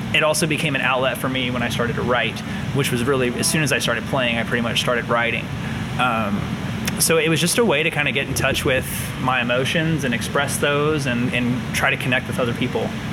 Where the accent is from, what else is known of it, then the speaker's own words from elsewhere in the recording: New Palestine, Indiana, United States; now in Indianapolis, United States; I grew up in New Palestine, Indiana